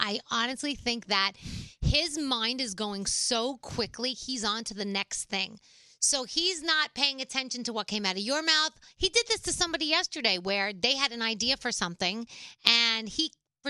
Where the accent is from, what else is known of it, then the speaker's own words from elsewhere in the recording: New York City, New York, United States; because I come from the Bronx